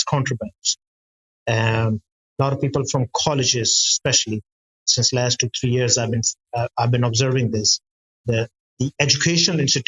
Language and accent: English; Karachi, Sindh, Pakistan; I'm from Pakistan, from a city called Karachi, on the south side of the city, where I'm located